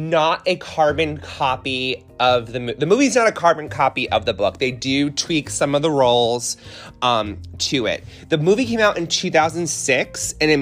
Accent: Connecticut, United States; moved away; I'm originally from Connecticut

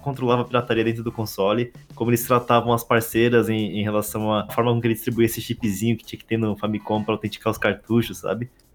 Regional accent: Brazil; como brasileiro

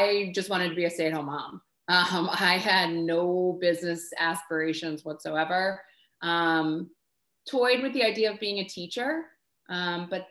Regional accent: Washington Crossing, Pennsylvania, United States; moved away as an adult; also born or lived in Philadelphia; I grew up in Bucks County, Washington Crossing

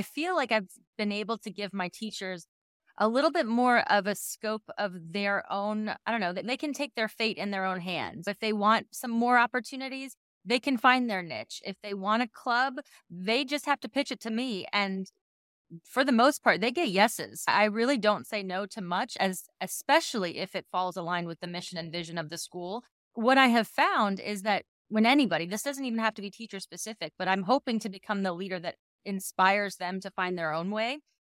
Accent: Queens, New York, United States; I grew up in New York. I was in Queens. I don't sound like Fran Drescher. And then I moved to Florida.

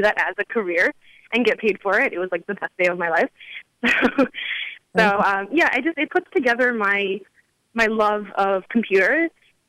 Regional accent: South Bend, Indiana, United States; I grew up in Indiana, actually.

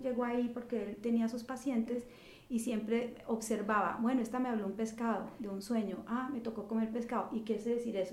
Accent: Colombia; moved away as an adult; now in New York, United States; haber crecido en Colombia

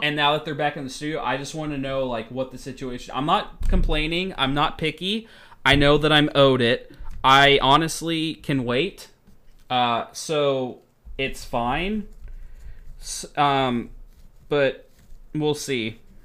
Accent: United States; moved away; I'm American.

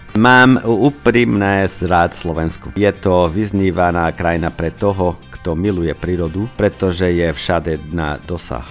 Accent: Braga, Norte, Portugal; Slovak is a second language; moved away as an adult; now in Slovakia; Som zo so severu Portugalska z Braga Malagy. Je to hlavné mesta regióne Miňu.

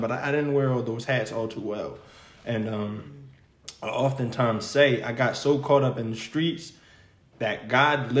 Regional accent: New York City, New York, United States; moved away; also born or lived in Yonkers; I'm from New York. I'm from Brooklyn

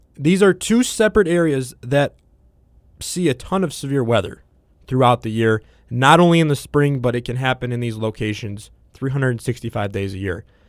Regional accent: Midwest, United States; growing up in the Midwest.

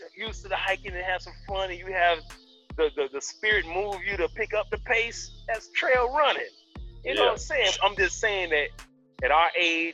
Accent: Florida, United States; now in Tennessee, United States; I'm from Florida

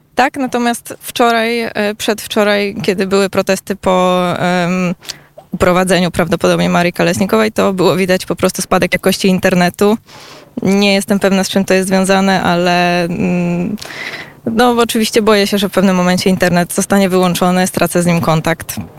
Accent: Poland; jestem z Polski

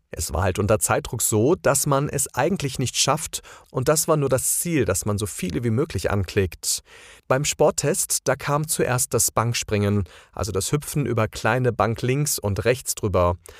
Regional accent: Croatia; German is a second language; now in Germany; als Kroate

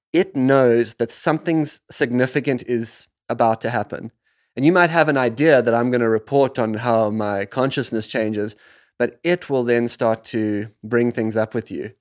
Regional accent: South Africa; the land that I grew up in South Africa

